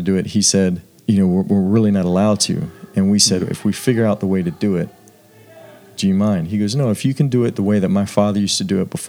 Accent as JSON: {"language": "English", "region": "the South", "country": "United States", "said": "I am from the South"}